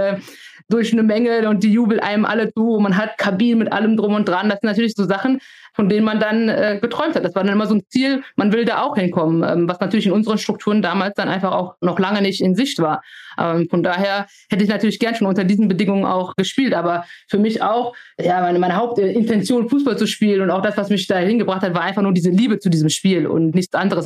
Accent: Germany; ich bin hier geboren, ich bin hier aufgewachsen, das ist meine Heimat

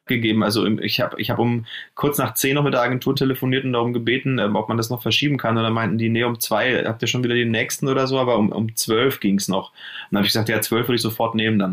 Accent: Nuremberg, Bavaria, Germany; also born or lived in Munich / Cologne; now in Berlin, Germany; ich komme ja aus Nürnberg, äh, äh, bin dann nach München

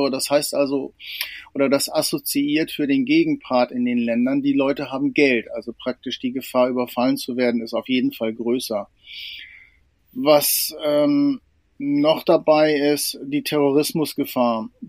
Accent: Lower Saxony, Germany; also ich bin auf dem Land groß geworden, in einem kleinen Dorf in der Nähe von Spieker an der Nordseeküste

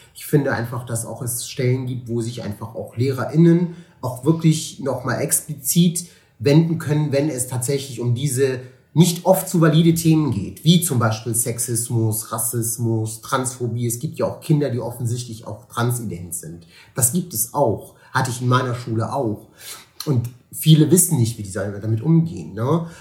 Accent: Cologne, North Rhine-Westphalia, Germany; Ich lebe gerne in Köln und ich lebe auch gerne hier in Deutschland. Ich bin hier geboren, ist meine Heimat.

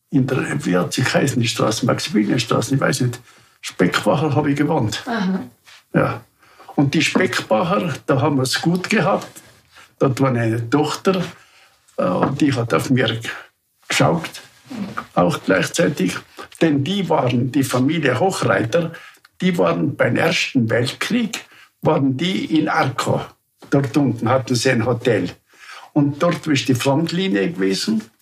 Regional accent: Upper Austria, Austria

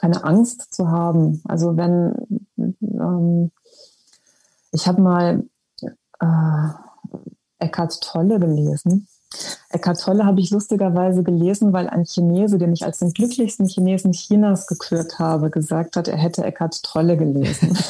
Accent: Germany; als Deutsche identifiziert zu sein im Ausland

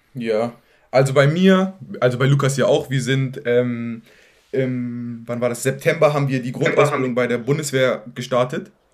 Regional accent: Hamburg, Germany; ich bin in Farmsen-Berne groß geworden

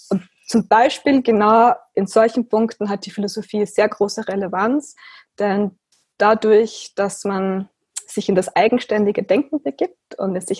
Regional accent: Austria; ich bin 29 Jahre alt, ich bin aus Österreich

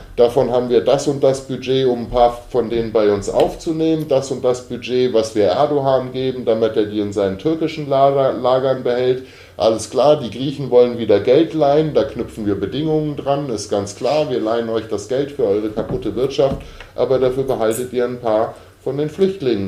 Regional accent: Germany; als Deutsche

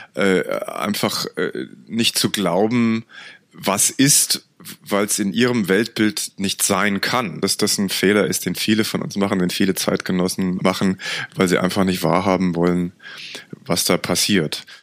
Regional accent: Germany; als Europäer und gerade als Deutscher

